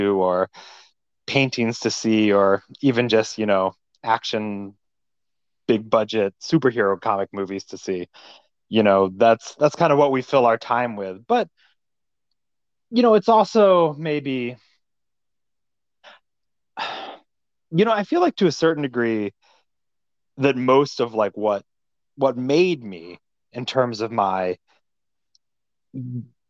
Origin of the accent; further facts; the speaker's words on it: Virginia, United States; now in New York, United States; I grew up in Virginia, and initially really in kind of a rural part of Virginia, near Charlottesville, Virginia